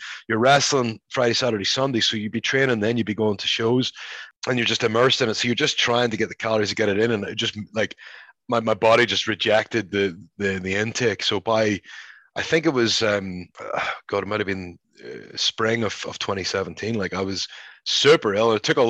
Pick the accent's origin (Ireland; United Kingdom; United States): Ireland; I said, listen, I am Irish, and there's not one Irish person named Valak or Dane in the entire country.